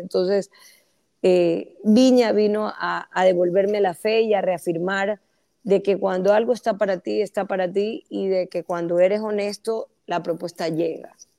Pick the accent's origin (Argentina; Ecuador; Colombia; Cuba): Ecuador; todos somos ecuatorianos